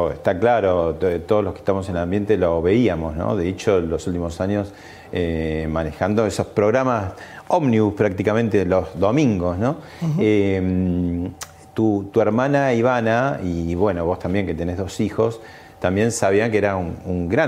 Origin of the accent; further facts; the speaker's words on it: Argentina; soy argentino Me lo desmentí